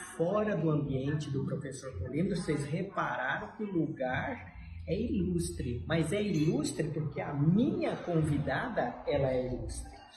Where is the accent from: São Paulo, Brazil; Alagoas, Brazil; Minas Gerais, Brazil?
São Paulo, Brazil; Eu nasci em São Paulo